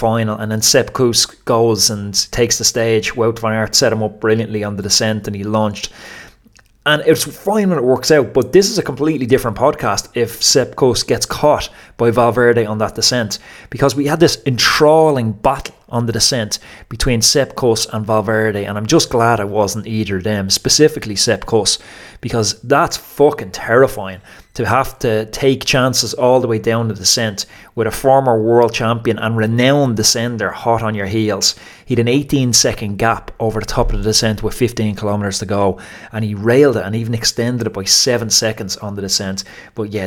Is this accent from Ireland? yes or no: yes; Ireland; As an Irish person